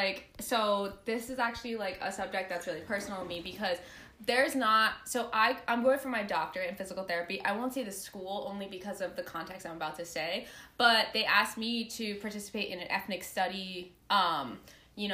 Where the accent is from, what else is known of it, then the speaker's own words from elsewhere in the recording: New York, United States; moved away as an adult; now in Boston, United States; I might be from New York. I'm sorry. I'm loud. I'm from New York. I'm Hispanic.